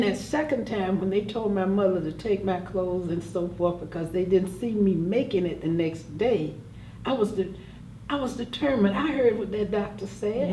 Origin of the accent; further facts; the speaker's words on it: Jacksonville, Florida, United States; also born or lived in New York City; I was born and raised here in Jacksonville, Florida